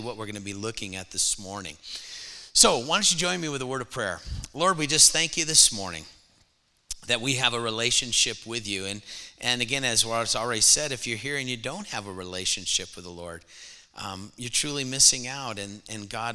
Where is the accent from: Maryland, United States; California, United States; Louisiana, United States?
California, United States; moved away as an adult; now in Texas, United States; I was actually born in California, but I lived there 30 years